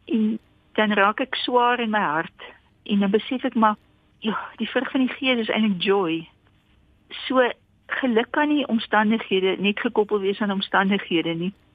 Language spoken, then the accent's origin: Afrikaans; Karoo, South Africa; now in Pretoria, South Africa; ek het in Karoo groot geword